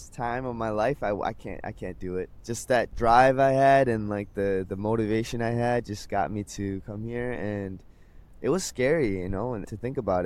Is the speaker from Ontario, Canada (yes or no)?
no; Vancouver, British Columbia, Canada; moved away as an adult; now in South Korea; I'm in Korea now. I am from Vancouver, Canada.